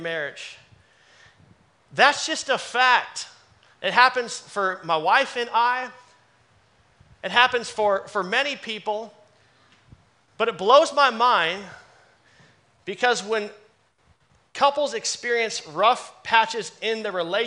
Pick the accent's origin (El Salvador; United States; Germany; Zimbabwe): United States; Dallas, Texas; moved away as an adult; I'm born and raised in Dallas